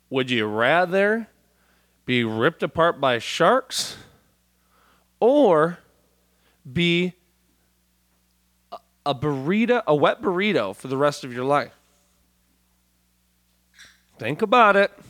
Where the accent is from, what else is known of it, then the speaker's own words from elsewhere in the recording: Milan, Lombardy, Italy; I did like a helicopter tour out where we grew up in Milan